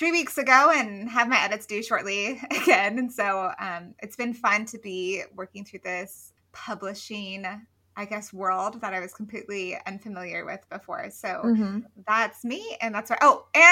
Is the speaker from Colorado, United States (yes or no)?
yes; Colorado, United States; now in Athens, United States; I am from Colorado, but I currently reside in Athens, Georgia